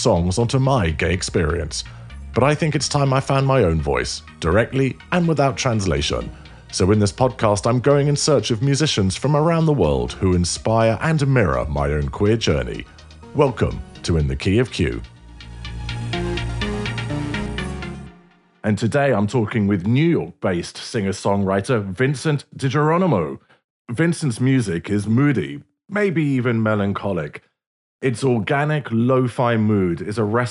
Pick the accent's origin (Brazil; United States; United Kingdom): United Kingdom; London; I'm a Londoner, so I've grown up in a big city